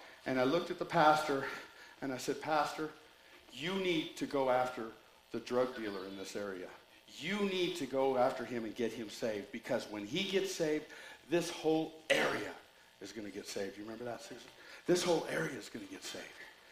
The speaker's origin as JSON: {"language": "English", "country": "United States", "tie": "born or raised there", "said": "I was born in the United States"}